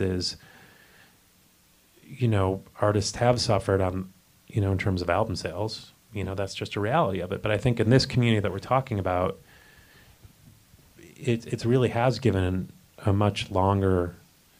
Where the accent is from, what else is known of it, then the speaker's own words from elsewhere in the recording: Chicago, Illinois, United States; I grew up in the Chicago area